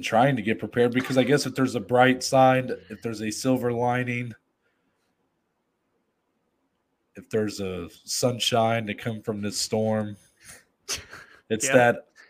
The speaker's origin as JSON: {"language": "English", "region": "Ohio", "country": "United States", "tie": "born or raised there", "said": "I've lived here my entire life. I was born and bred in this state."}